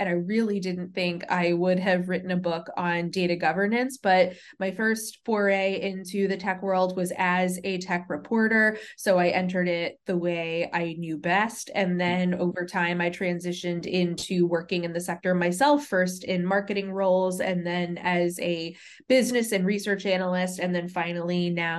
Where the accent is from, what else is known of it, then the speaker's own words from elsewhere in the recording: Natick, Massachusetts, United States; now in Washington, D.C., United States; I was born and raised there, and my parents are still in the house that I grew up in Natick. I first moved to Washington, D.C. for college.